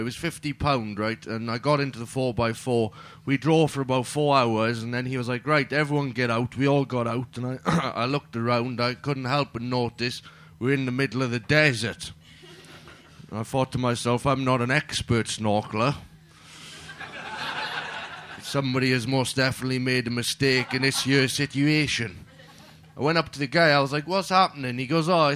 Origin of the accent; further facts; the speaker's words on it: Wales, United Kingdom; I'm Welsh